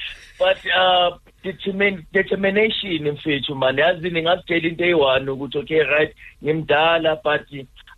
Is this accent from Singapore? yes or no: no; Soweto, Gauteng, South Africa; now in Centurion, South Africa; I'm from Soweto, Deepwood Zone 5.